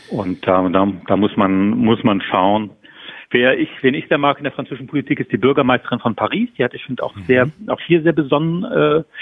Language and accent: German; Saarland, Germany; sagen wir im Sauerland oder wo ich herkomme, im Saarland, groß auf Berlin zu warten